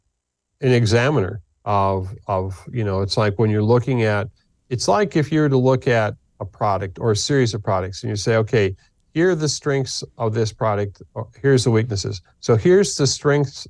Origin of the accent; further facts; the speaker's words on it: United States; being an American going into the Middle East